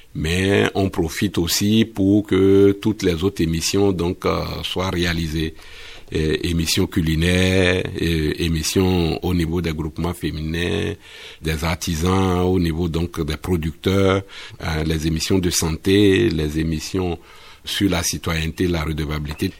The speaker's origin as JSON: {"language": "French", "town": "Bembéréké", "region": "Borgou", "country": "Benin", "tie": "born or raised there", "moved": "yes", "said": "chez moi à Bembereke, au village."}